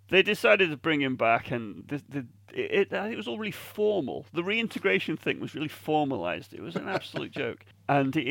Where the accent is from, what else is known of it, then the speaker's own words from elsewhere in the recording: England, United Kingdom; I'm English